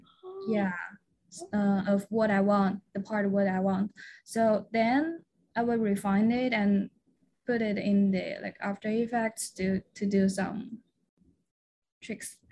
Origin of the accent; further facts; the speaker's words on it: China; moved away as an adult; also born or lived in Guangzhou, China; I am originally from China mainland